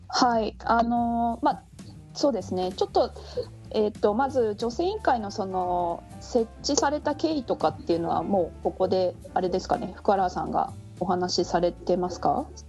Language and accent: Japanese; Kansai, Japan; moved away as an adult; also born or lived in Tokyo; now in Sendai, Japan; 私はですねもともと関西出身でして